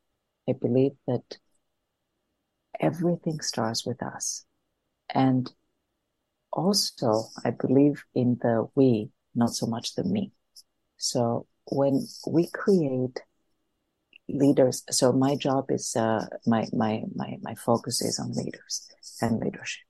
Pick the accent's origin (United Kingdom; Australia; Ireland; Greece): Greece; Athens, Attica; moved away as an adult; I grew up in Athens, in Greece.